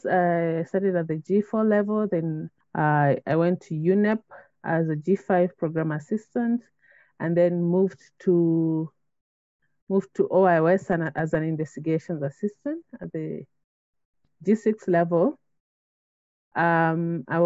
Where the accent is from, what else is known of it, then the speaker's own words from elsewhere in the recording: Kenya; I'm a Kenyan national and a mother of three